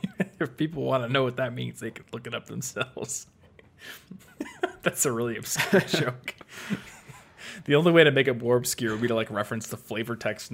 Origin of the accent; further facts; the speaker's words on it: Iowa, United States; Luckily, I was in Iowa, where my bank is, because I'm from Iowa, so I was able to drive to my bank, have them print me out a check.